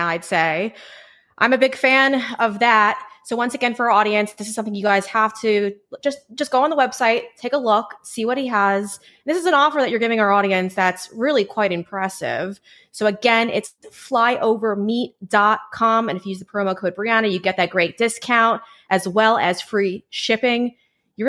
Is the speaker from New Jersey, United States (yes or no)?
no; Huntington, New York, United States; born or raised there